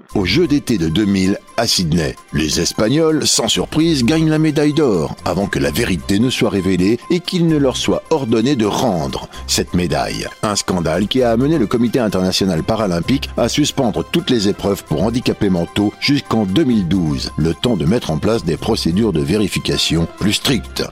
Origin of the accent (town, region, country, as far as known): France